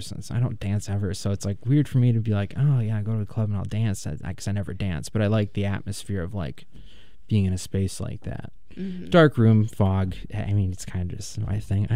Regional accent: Kenosha, Wisconsin, United States; also born or lived in Milwaukee; now in Madison, United States; I'm from Kenosha

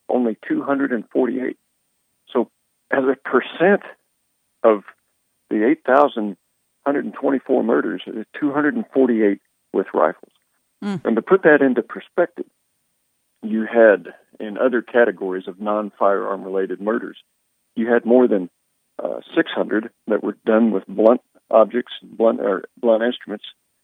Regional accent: Oklahoma, United States; I'm a Republican from Oklahoma.

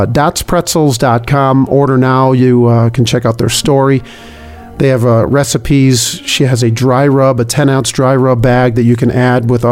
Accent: Chicago, Illinois, United States; now in Wyoming, United States; I'm from Chicago, and when I moved to Wyoming

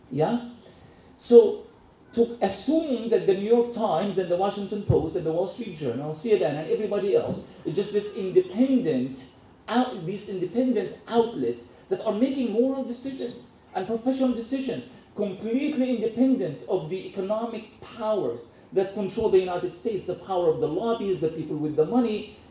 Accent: Gaza, Gaza Strip, Palestine; I was born in Gaza

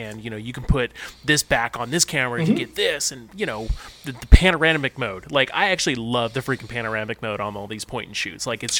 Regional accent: Vacaville, California, United States; moved away; In my hometown of Vacaville.

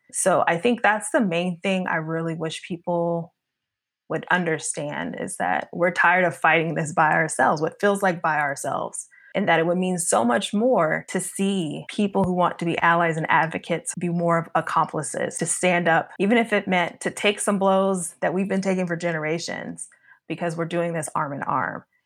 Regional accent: Kentucky, United States; I'm originally from Kentucky. Um, I went to school in an area in Western Kentucky

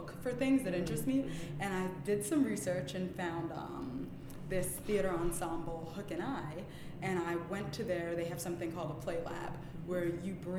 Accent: New York City, New York, United States; also born or lived in Jamaica; until I was 5, I grew up in Jamaica, which was nice, having that little bit of childhood, so open and free, and then up until then, pretty much raised in Brooklyn. I've never lived anywhere else.

